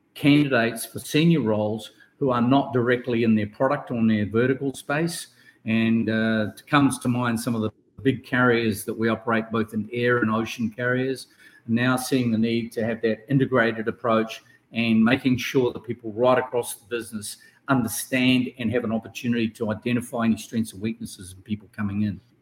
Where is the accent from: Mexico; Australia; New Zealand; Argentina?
New Zealand; from New Zealand, from my home country